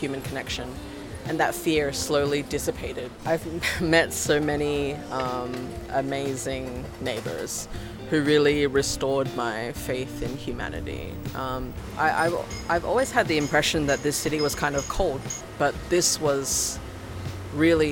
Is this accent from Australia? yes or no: yes; Australia; moved away as an adult; now in Shanghai, China; I'm originally from Australia, and I've been living in Shanghai for 7 years now.